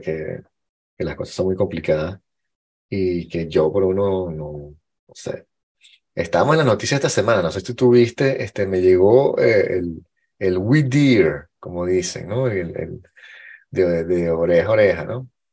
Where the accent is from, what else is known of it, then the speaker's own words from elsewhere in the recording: Venezuela; yo soy venezolano y blanco y hombre